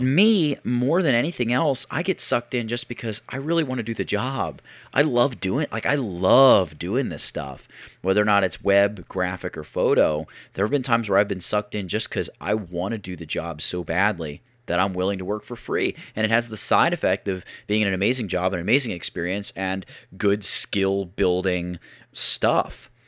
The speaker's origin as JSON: {"language": "English", "town": "Philadelphia", "region": "Pennsylvania", "country": "United States", "said": "I'm from the Philadelphia area"}